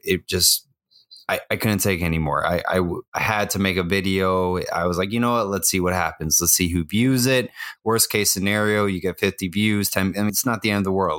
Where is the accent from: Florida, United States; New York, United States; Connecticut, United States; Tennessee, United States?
Florida, United States; Miami; born and raised in Miami, Florida